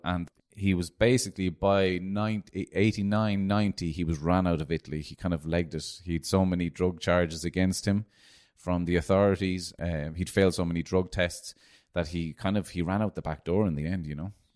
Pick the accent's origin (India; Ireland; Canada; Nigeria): Ireland; Cork, Munster; as an Irish Argentinian growing up in Ireland